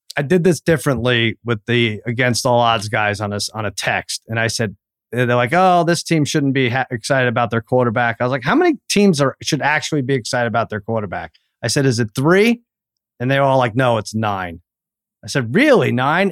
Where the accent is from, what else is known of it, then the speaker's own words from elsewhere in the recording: Long Island, New York, United States; me growing up in Long Island rooting for the Cowboys